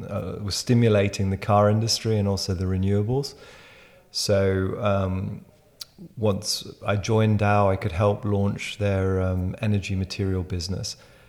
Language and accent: English; Netherlands; also born or lived in France / United Kingdom / Berlin, Germany / Israel; now in Switzerland; So I was born in France, raised in Holland, educated in the UK and Berlin